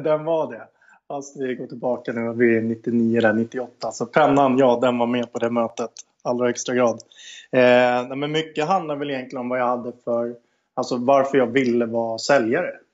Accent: Stockholm, Stockholm County, Sweden; Jag är född och uppväxt i Stockholm, i eh, förorten Aspudden

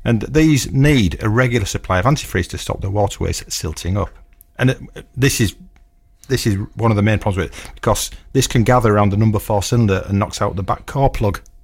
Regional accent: Stamford Bridge, Yorkshire and the Humber, United Kingdom; where I grew up in Stamford Bridge

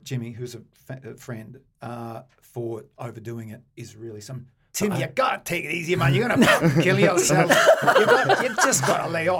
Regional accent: Kalgoorlie, Western Australia, Australia; I come from Kalgoorlie

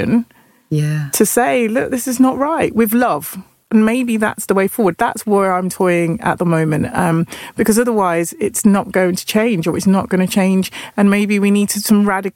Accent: Nottingham, East Midlands, United Kingdom; I'm from Nottingham

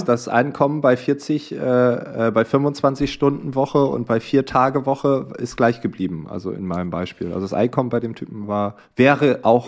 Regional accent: East Frisia, Lower Saxony, Germany; Ich komme aus Ostfriesland, da in einem Dorf

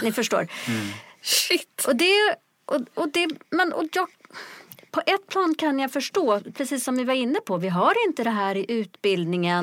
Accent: Sweden; also born or lived in Ethiopia / Stockholm; jag är själv adopterad från Etiopien. Kom till Sverige som liten bebis 1971

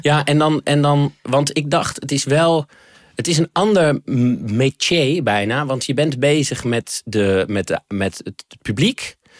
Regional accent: Netherlands; zijn wij Nederlanders

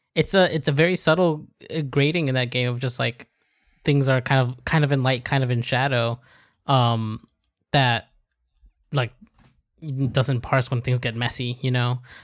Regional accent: United States; moved away; I grew up in the States.

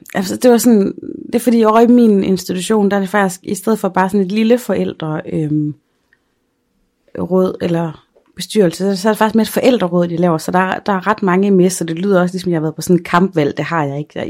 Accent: Aarhus, Central Denmark Region, Denmark; now in Aalborg, Denmark; hjemme i Aarhus på Frederiksbjerg

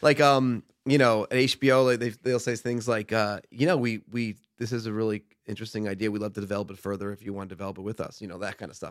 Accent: Stamford, Connecticut, United States; moved away as an adult; also born or lived in Boston; now in Los Angeles, United States; I grew up in Stamford, Connecticut, home of W W E.

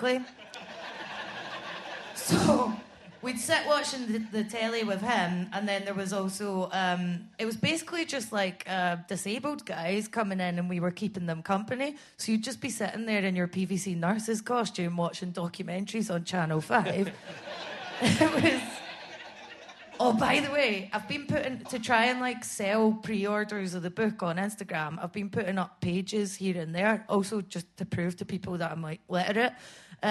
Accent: Scotland, United Kingdom; moved away as an adult; also born or lived in Edinburgh; I hate being Scottish now

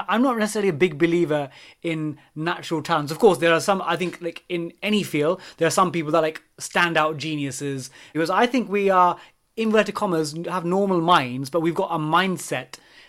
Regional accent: East Ham, London, United Kingdom; We're from East Ham, but Davey supports Tottenham Hotspur. I support West Ham.

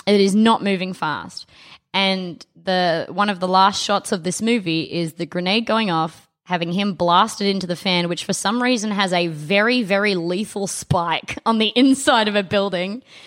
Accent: South Australia, Australia; Devon isn't what we called it in South Australia

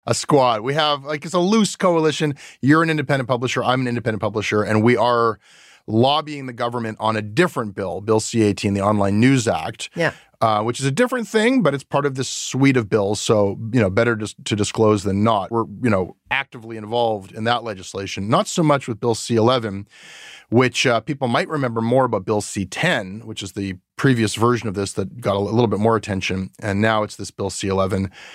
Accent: Canada; a Canadian media worker

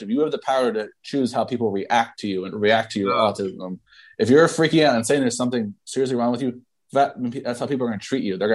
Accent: New York City, New York, United States; And, and I'm from New York City. Like you think you're strange? Like you should

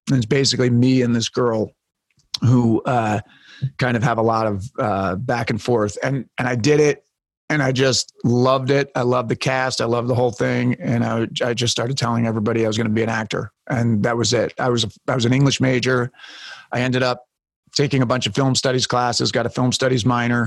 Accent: Westchester County, outside New York City, United States; moved away; also born or lived in Boston; I grew up outside of New York City, like Westchester County, but kind of in the woods

